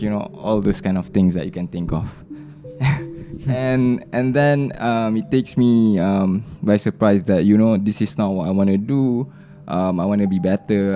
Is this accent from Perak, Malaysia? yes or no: no; Subang Jaya, Selangor, Malaysia; I grew up in Subang Jaya